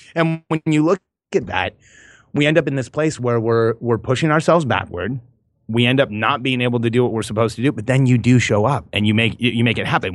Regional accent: Southern California, United States; also born or lived in Mexico; grew up in Southern California

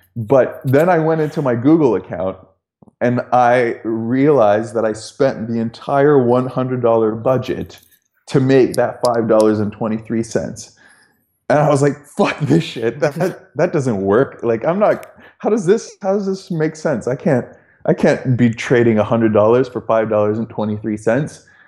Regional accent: Toronto, Ontario, Canada; moved away as an adult; also born or lived in London, United Kingdom; I'm from Toronto

